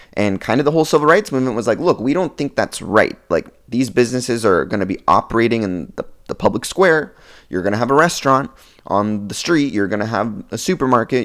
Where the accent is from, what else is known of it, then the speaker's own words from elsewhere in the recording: Oregon, United States; I'm from Oregon